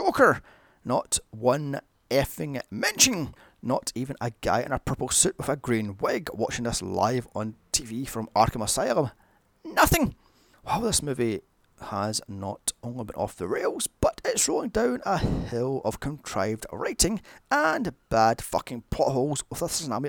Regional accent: Glasgow, Scotland, United Kingdom; Glasgow, my hometown. In fact, most of these are around the corner from where I live.

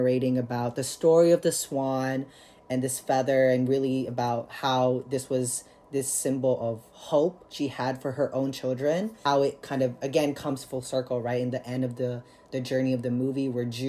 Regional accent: Philippines; now in United States; I'm an immigrant from the Philippines, and my mother's an immigrant from the Philippines

